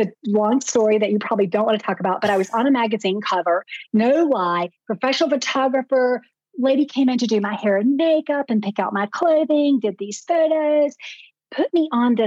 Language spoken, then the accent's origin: English; the South, United States; I'm from the South